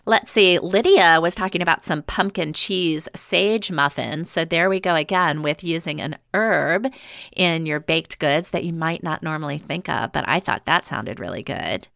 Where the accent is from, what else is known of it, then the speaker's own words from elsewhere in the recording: the South, United States; moved away as an adult; now in Seattle, United States; I grew up in the South